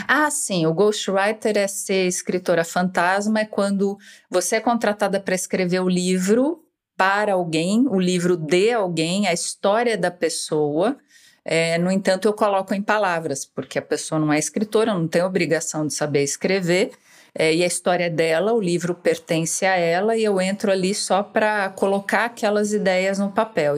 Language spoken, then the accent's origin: Portuguese; São Paulo, Brazil; moved away as an adult; Eu sou escritora, tenho 55 anos, nasci em São Paulo